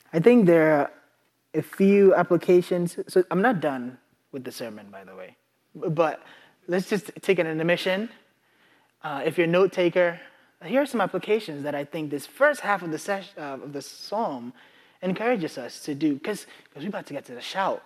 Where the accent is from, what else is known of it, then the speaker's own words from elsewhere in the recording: Ghana; moved away; I grew up in Ghana